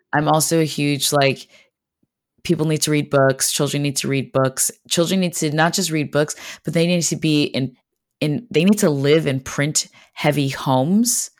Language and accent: English; Montreal, Quebec, Canada; moved away as an adult; now in United States; I'm actually originally from Montreal, Quebec, which is, um, a city in Canada. Um, so I grew up speaking French and English